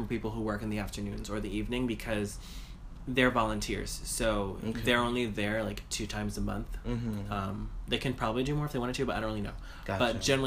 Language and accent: English; New York City, New York, United States; I grew up in Queens